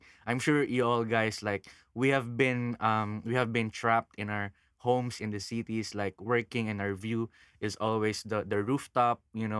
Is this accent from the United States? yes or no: no; Quezon City, Metro Manila, Philippines; moved away as an adult; now in Siargao, Philippines; I'm originally from Quezon City.